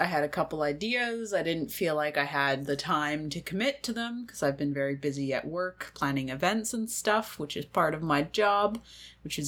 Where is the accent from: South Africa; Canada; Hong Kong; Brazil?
Canada; the social context that I'm growing up in Canada